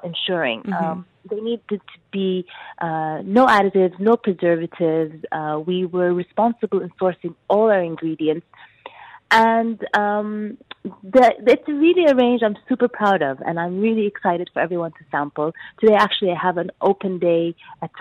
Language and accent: English; Sudan; moved away; Growing up in Sudan